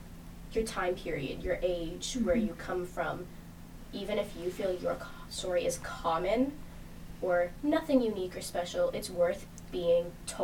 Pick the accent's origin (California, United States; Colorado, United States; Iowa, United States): California, United States; Bay Area; I grew up in the Bay Area, and as someone who didn't grow up, or grew up, I guess, below the poverty line in the Bay Area